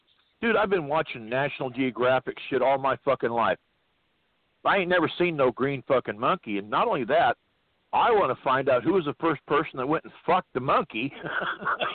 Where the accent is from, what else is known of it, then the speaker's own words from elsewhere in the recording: California, United States; My home state of California.